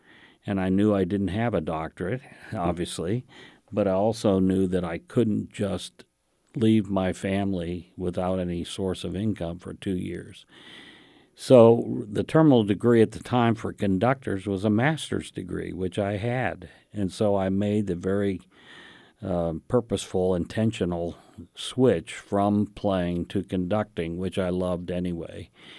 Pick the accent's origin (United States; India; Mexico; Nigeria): India; born there; Well, I was a child of missionaries to India, so I was born in India